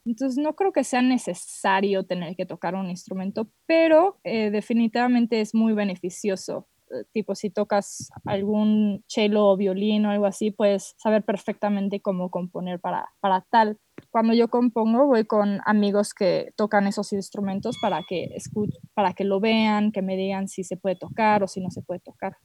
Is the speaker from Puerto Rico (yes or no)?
no; Mexico; moved away as an adult; also born or lived in Boston; acabo de regresar aquí a México con mis papás. Vengo de Boston